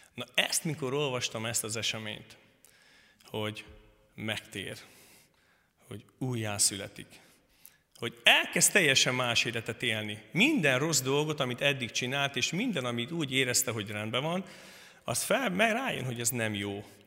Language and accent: Hungarian; Szentkirály, Hungary; Királyról jöttem. A Szentkirályi közösségben konfirmáltam, születtem